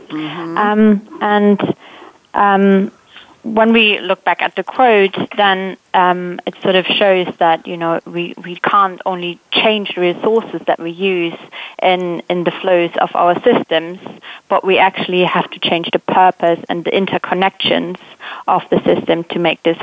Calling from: London, United Kingdom; From the UK, from London.

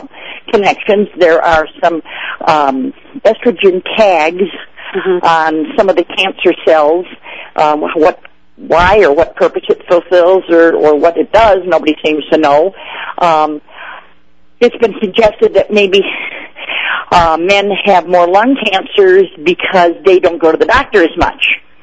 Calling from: Mammoth Lakes, California, United States; I'm crawling from Mammoth Lakes, which is at 8,000 feet in the Sierras in California.

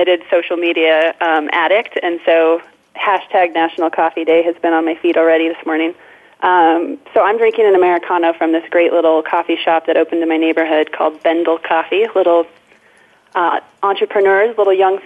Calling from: Fort Collins, Colorado, United States; also born or lived in Bay Area, California; I am also calling from Fort Collins. I'm calling from my living room, my home office.

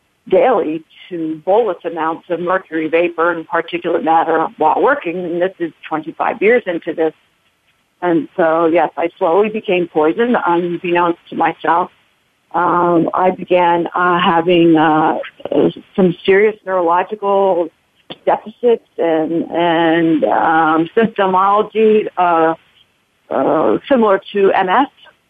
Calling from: Bethlehem, Pennsylvania, United States; From Bethlehem, Pennsylvania.

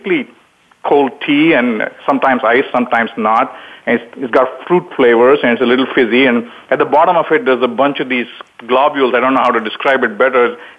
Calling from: Palo Alto, California, United States; Well, I'm in Palo Alto, California. It's bright and early in the morning here, 7:20

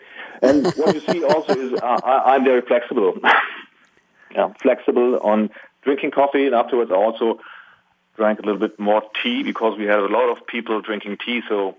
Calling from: Germany; Well, I'm calling from Germany.

